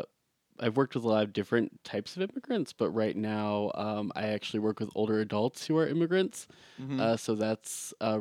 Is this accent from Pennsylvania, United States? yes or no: no; Ohio, United States; growing up in Ohio, and especially going to college in Findlay, Ohio